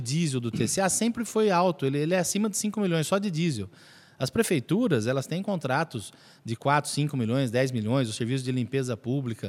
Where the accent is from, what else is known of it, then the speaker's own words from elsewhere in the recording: Mogi Mirim, São Paulo, Brazil; now in Araras, Brazil; Eu sou nascido em Mojimirim